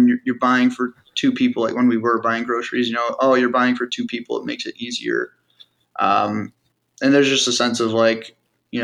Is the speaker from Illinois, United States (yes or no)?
yes; Park Ridge, Illinois, United States; We grew up in Park Ridge, which is like northwest suburb